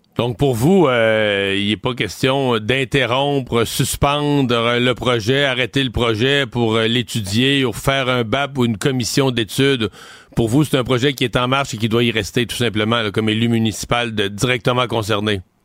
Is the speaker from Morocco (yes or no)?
no; Cacouna, Quebec, Canada; j'ai grandi à Kakuna, le village d'à côté